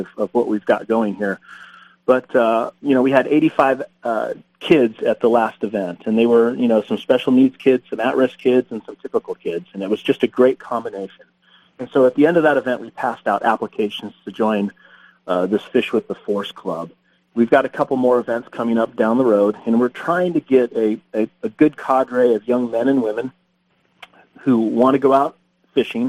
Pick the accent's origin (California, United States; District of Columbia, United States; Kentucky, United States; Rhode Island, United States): California, United States; Huntington Beach; I grew up in Huntington Beach. My mom and dad still live in the same house I grew up in.